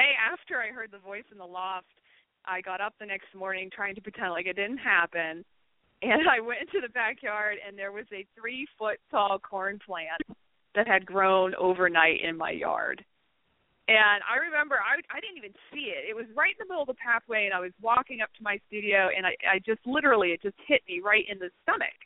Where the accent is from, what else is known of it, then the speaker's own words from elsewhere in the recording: Pennsylvania, United States; moved away; I grew up in Pennsylvania